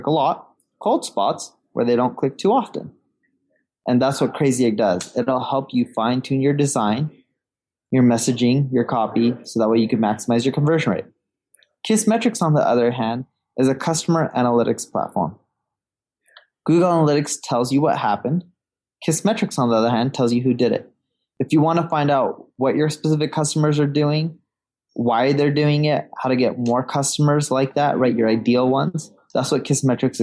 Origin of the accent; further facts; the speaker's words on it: Orange County, California, United States; also born or lived in London; now in Seattle, United States; I grew up in Orange County. My parents decided to move to California, right? Orange County, California, when I was a little baby